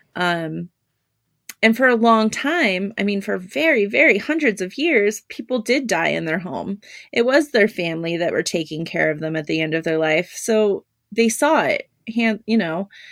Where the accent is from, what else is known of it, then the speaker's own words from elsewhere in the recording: Southern California, United States; the first funeral home I worked at was in my hometown in Southern California